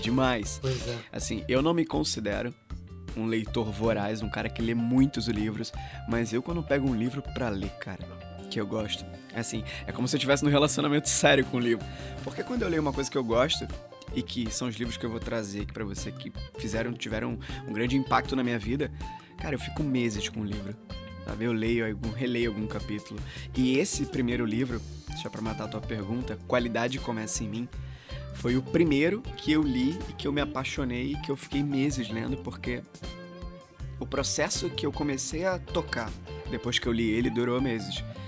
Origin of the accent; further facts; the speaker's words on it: Rio de Janeiro, Brazil; moved away as an adult; also born or lived in São Luís, Maranhão; eu sou daqui do Rio, mas eu fui para lá em 2010